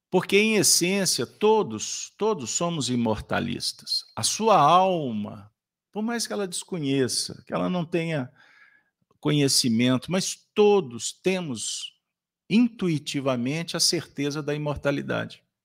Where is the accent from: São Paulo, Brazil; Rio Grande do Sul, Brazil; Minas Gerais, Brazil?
Minas Gerais, Brazil; Como bons mineiros, prometemos não fazer muita bagunça na casa de vocês.